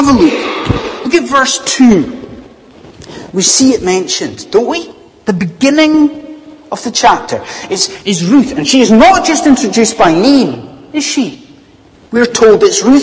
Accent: Scot, Scotland, United Kingdom; now in England, United Kingdom; as a Scot living in England

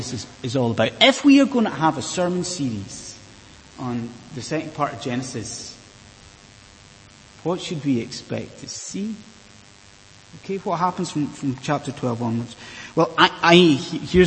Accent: Inverness, Scotland, United Kingdom; moved away; as a child growing up in Inverness

